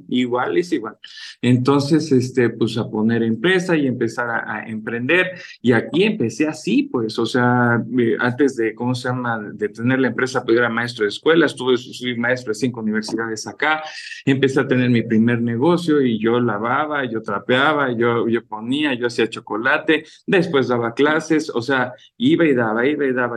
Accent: Mexico City, Mexico; also born or lived in France / Spain; mis padres son oriundos de, Chiapas, yo soy de la Ciudad de México junto con mi hermano

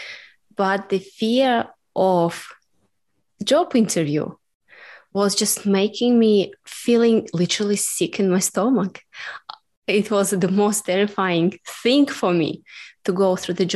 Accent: Russia; English is a second language; now in Melbourne, Australia

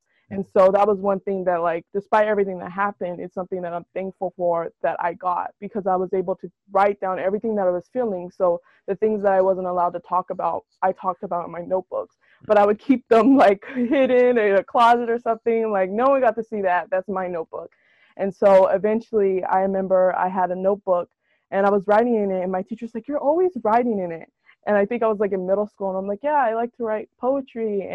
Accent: Salinas, California, United States; I'm from born and raised in Salinas, California

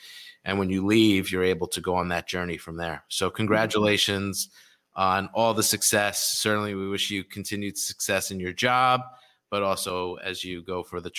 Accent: New York City, New York, United States; growing up in New York City

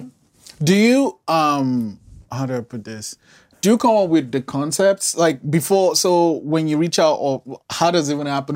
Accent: Nigeria; moved away; I'm, I'm Nigerian, and I, I've lived outside the country for a while

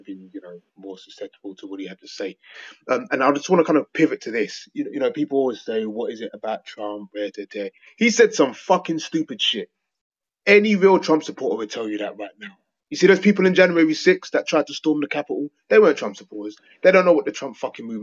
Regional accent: England, United Kingdom; I'm not American, I'm English

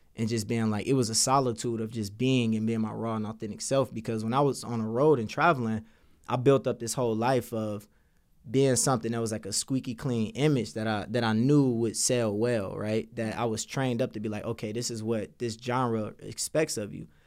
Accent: Detroit, Michigan, United States; when I was growing up in Detroit, I grew up with a teenage mom

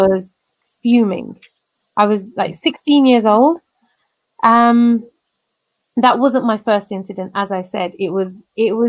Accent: England, United Kingdom; I'm born and raised in England

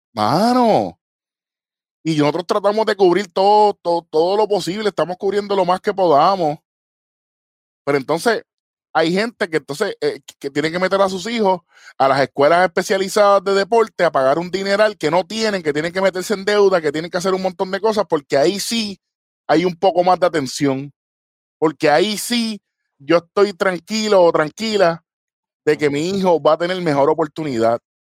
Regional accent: Puerto Rico

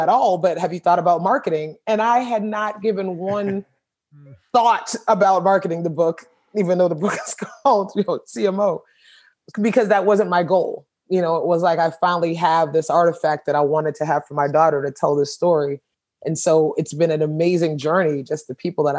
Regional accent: Richmond Heights, Florida, United States; growing up in Richmond Heights and going through Hurricane Andrew

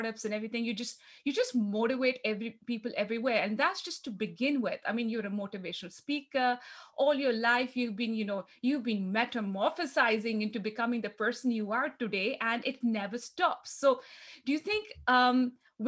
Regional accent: Pakistan; now in Australia; I am here in Australia, and I grew up in Pakistan

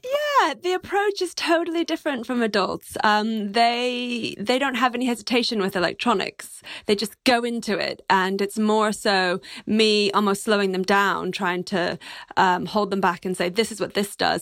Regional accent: Texas, United States; moved away as an adult; also born or lived in New York; I'm a Texan

